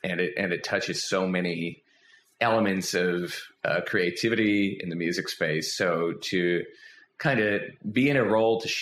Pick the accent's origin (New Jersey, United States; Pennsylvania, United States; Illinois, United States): Pennsylvania, United States; Philadelphia; I grew up outside of Philadelphia, born in Philly. Raised right outside of Philly, neighboring suburb